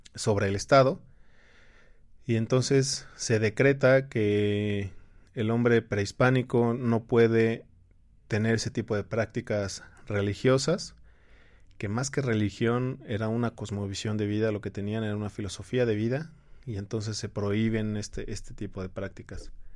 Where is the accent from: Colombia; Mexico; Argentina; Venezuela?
Mexico; Nosotros como mexicanos